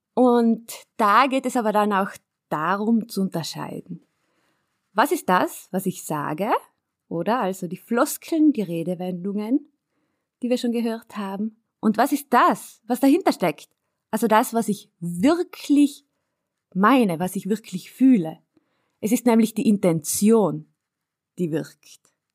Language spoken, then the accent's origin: German; South Tyrol, Trentino-Alto Adige, Italy; dass ich auf einem Bergbauernhof aufgewachsen bin in Südtirol